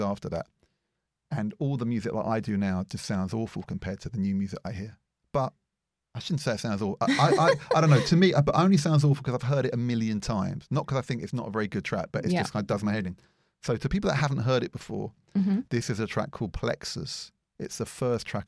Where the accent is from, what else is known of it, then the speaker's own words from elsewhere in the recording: London, United Kingdom; I worked in a record shop called Loppy Lugs in Edgware, where I grew up in North London.